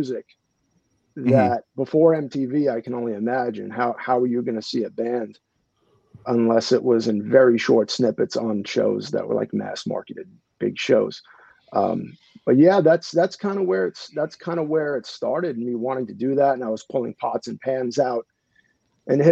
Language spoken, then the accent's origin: English; Long Island, New York, United States; moved away; also born or lived in Boston; I was born on Long Island, New York, to young parents in a very musical family